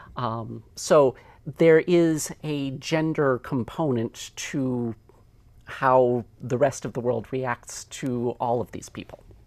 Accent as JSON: {"language": "English", "country": "United States", "said": "I am an American also"}